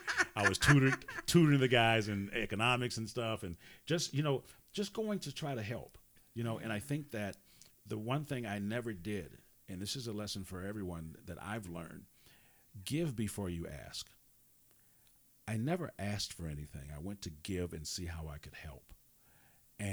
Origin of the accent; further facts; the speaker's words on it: Wisconsin, United States; I'm from Wisconsin